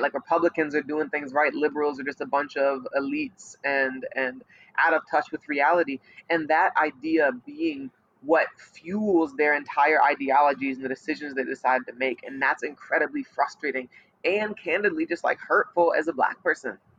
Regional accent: St. Louis, Missouri, United States; I'm from St. Louis

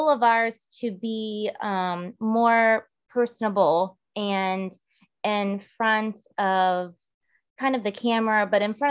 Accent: Girard, Ohio, United States; I grew up in the Youngstown area, specifically Girard.

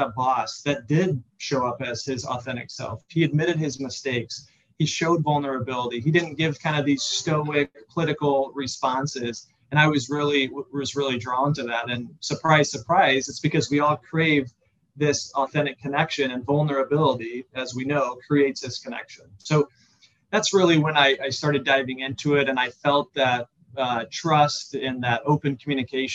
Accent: Central Illinois, United States; also born or lived in Chicago; I grew up in Central Illinois

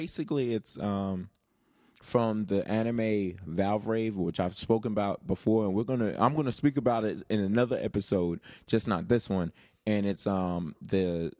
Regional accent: United States; I'm an American

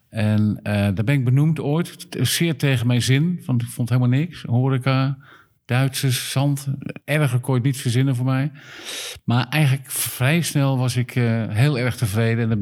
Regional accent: Utrecht, Netherlands; now in Zandvoort, Netherlands; Ik ben net zo goed geen echte Zandvoorter. Ik kom uit Utrecht. Utrecht. en, ehm, maar ik, ik woon hier al vanaf 1988. Dus het is inmiddels 32, 33 jaar.

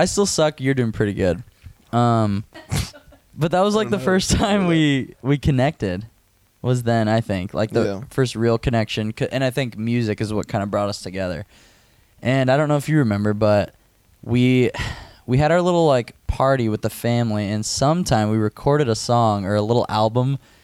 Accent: Norfolk, Nebraska, United States; moved away; Norfolk, Nebraska, which is my hometown

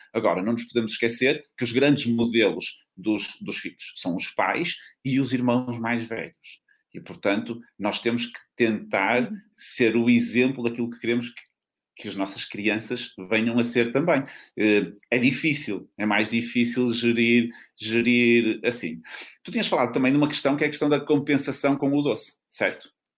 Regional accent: North, Portugal; accent: northern (pronúncia do norte); uma pronúncia do norte como, como eu também

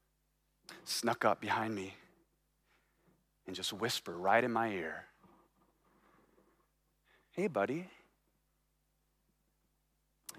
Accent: Baton Rouge, Louisiana, United States; moved away; I'm from Baton Rouge, Louisiana. And I love my hometown

